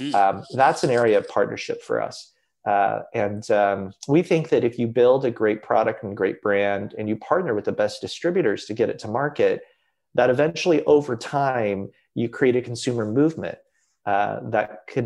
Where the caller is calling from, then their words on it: California, United States; I'm zooming in from California and my company is based in Kentucky.